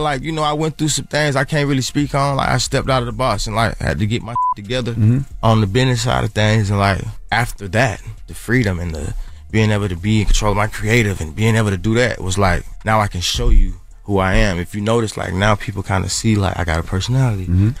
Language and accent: English; Atlanta, Georgia, United States; because I'm from the South, …, like …. You know, we from Atlanta, so we might not ain't listen to it.